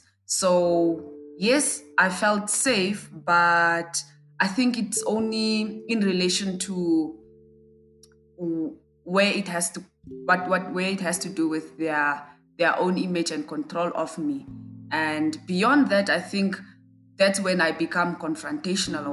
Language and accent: English; Windhoek, Khomas, Namibia; I'm from Namibia and I live in Windhoek.